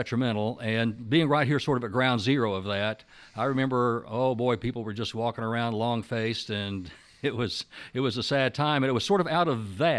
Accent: Oklahoma City, Oklahoma, United States; I grew up in the Oklahoma City area, and I was here kind of in those days, back in the 1970s, 1980s.

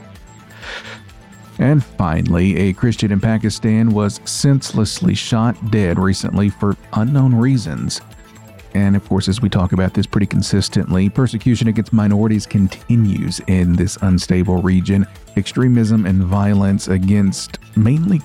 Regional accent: Tennessee, United States; I am from Tennessee

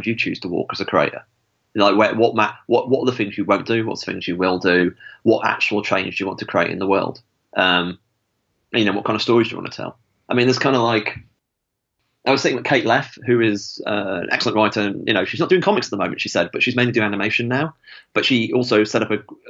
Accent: Stafford, West Midlands, United Kingdom; where I grew up in Stafford

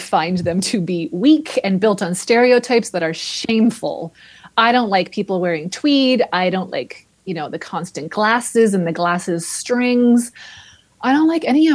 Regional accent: Grimsby, Ontario, Canada; now in Toronto, Canada; My first memory of a library was my hometown, which was Grimsby, Ontario

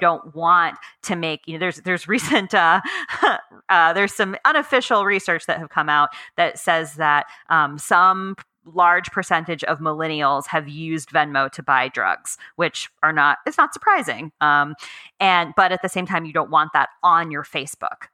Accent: United States; I'm American

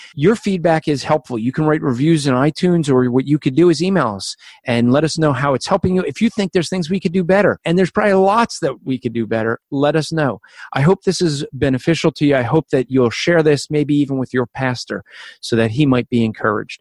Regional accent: New Zealand; accent: Kiwi; with my Kiwi accent

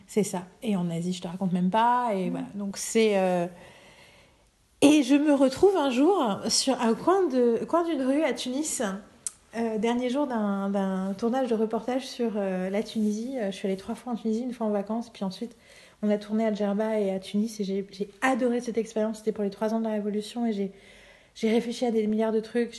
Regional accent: France; also born or lived in Germany / Paris; Je suis française

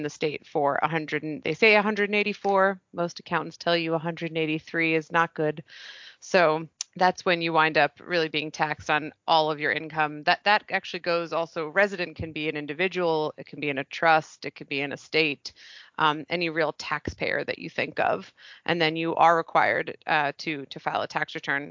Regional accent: New York City, New York, United States; My hometown. Not only am I a double Columbia, but I was born and raised in Manhattan

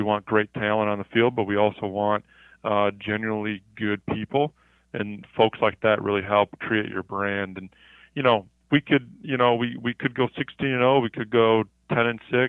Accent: Cleveland, Ohio, United States; moved away; I grew up in Cleveland, Ohio.

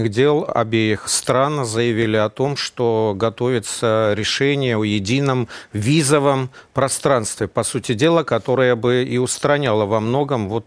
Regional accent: Belarus; потому что я как россиянин, ну, хотя я коренной белорус.

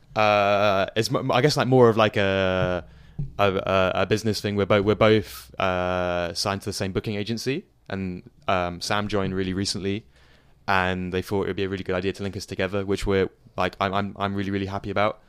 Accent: Surrey, suburbs of London, South East England, United Kingdom; moved away as an adult; now in Leicester, United Kingdom; I grew up in, uh, the suburbs of London. I lived in London, well, me and my family lived in London for a few years, and then we moved to the suburbs when I was, like, seven. So, to Surrey, which is the county just south of London.

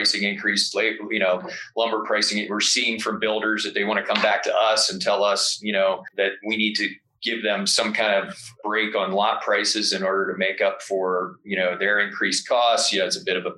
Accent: Delaware, United States; moved away as an adult; now in Jackson, United States; I'm from Delaware. One of the first jobs I had when I was younger was working at Dogfish Head Brewery

